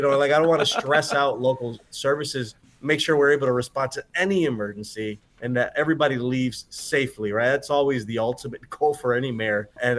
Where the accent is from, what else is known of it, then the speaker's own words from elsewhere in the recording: Holyoke, Massachusetts, United States; I was born and raised here. And I've experienced myself the stigma that this city and my community has, you know, from, you know, even when I went to college and I stand up and I said, hey … I'm from Holyoke.